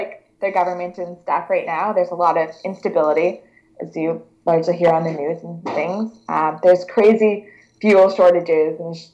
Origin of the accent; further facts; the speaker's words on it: Canada; I'm a Canadian powerlifter